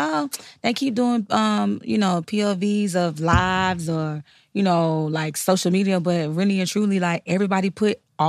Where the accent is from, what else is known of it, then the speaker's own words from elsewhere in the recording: Florida, United States; And I'm from Florida